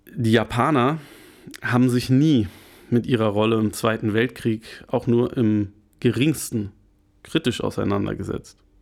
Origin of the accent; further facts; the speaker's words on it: Germany; bei uns in Deutschland, wo wir halt einen sehr, sehr viel Mittelstand haben